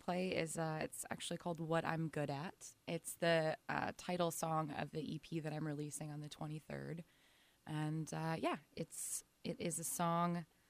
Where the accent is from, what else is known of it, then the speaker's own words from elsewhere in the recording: Milwaukee, Wisconsin, United States; born and raised in Milwaukee.